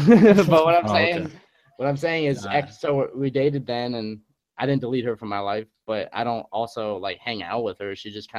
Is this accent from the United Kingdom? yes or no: no; New York, United States; moved away; I'm from New York. We're both from New York